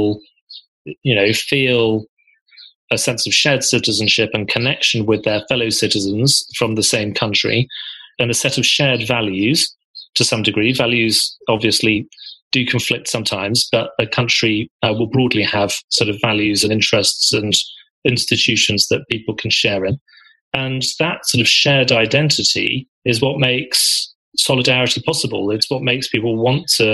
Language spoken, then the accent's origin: English; Birmingham, West Midlands, United Kingdom; my identity as a Brummie